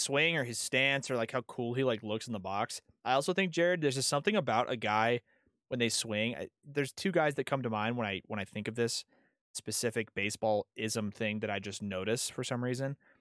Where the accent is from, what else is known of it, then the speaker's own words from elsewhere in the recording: San Diego, California, United States; now in Colorado, United States; living here now, but I'm from San Diego.